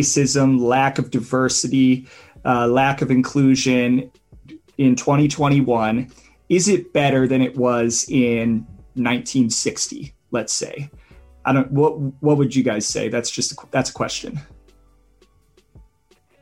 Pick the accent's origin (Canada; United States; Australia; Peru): United States; Midwestern United States; I grew up in Midwestern United States